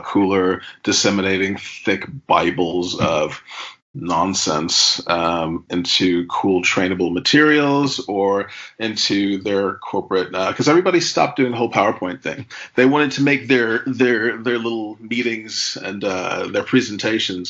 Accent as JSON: {"language": "English", "region": "New York", "country": "United States", "tie": "born or raised there", "also_born_or_lived": "Milton Keynes", "moved": "as an adult", "lives_now": "Northampton, United Kingdom", "said": "New York my whole life"}